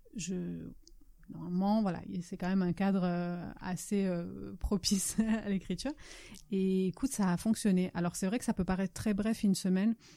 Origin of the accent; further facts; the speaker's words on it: France; first language Italian; French is a second language; also born or lived in Italy; l'italien est effectivement ma langue maternelle, mais, je suis allée, euh, enfin, j'ai fait plus, je à l'école beaucoup plus longtemps en France qu'en Italie